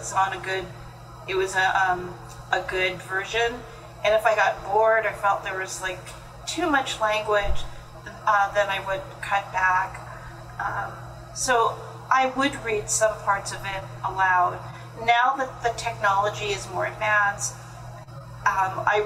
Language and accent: English; California, United States; I grew up in California